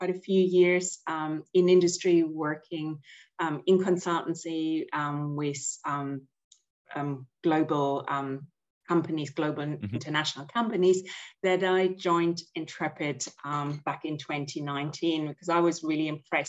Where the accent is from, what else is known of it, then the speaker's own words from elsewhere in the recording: Germany; accent: German; moved away; growing up in Germany, so my family were all really passionate hikers and skiers